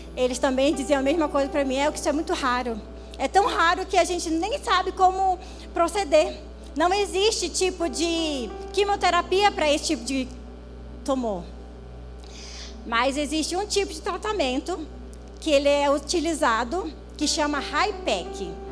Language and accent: Portuguese; Manaus, Amazonas, Brazil; Sou amazonense, nascida lá em Manaus, Manauara